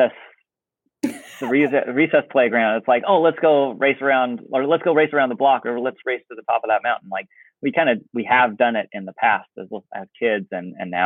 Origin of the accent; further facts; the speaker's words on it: Oregon, United States; I grew up in Oregon.